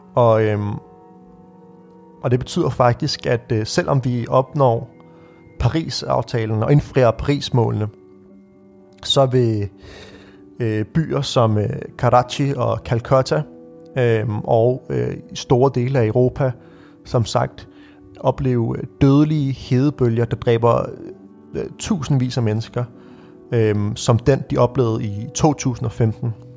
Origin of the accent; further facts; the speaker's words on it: Birkerød, Capital Region of Denmark, Denmark; vi stod på skøjter på Birkerød Sø, hvor jeg voksede op